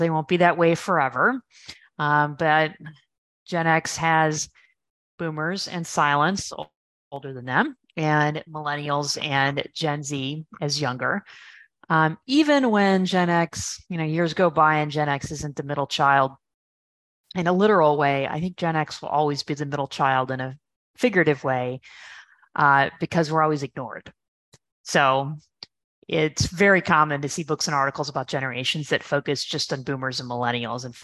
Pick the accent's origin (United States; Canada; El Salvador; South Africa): United States; Minnesota; moved away; also born or lived in Texas / Chicago, Illinois; I'm originally from Minnesota, and then we moved to Texas for my dad's job